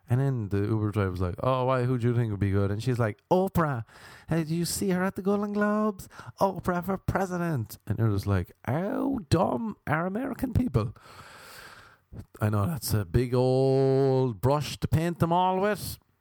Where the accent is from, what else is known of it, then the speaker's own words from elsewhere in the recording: Ireland; moved away; no one's Irish except for me